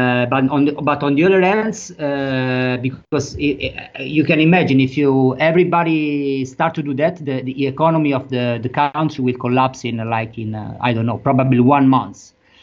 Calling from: Rome, Lazio, Italy; English is a second language; I'm speaking from Rome, that is the biggest city in Italy.

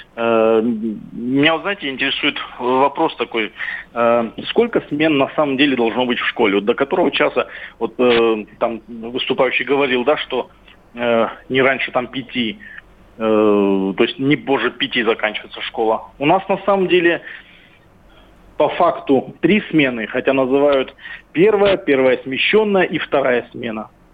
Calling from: Krasnodar, Krasnodar Krai, Russia; я звоню из Краснодара

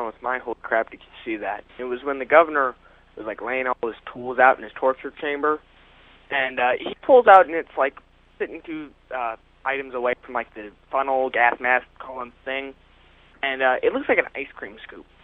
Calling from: Illinois, United States; I'm calling from Illinois.

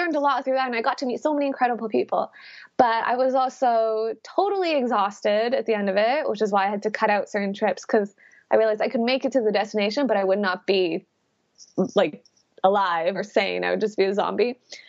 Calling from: Birmingham, West Midlands, United Kingdom; I am calling from Birmingham, UK right now.

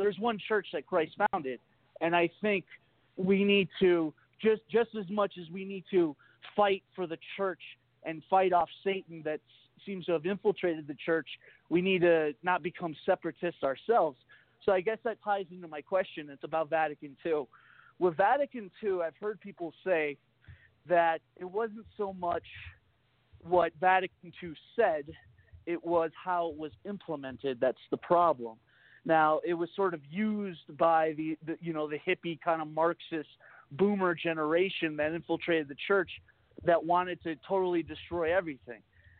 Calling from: Northeast, United States; terms. Like Northeast.

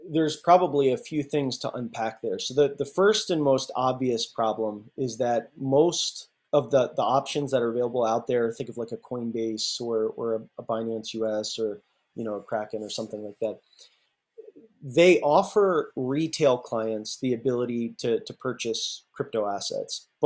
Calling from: Oakland, California, United States; I'm out here in the uh, lovely San Francisco Bay, in the, the hills of Oakland, actually.

